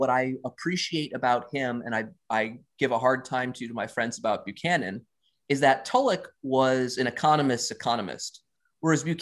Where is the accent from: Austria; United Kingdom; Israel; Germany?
Austria; English is a second language; native Ger- uh, native Austrian. I'm, I'm writing English as a second language, and there's some long ass sentences here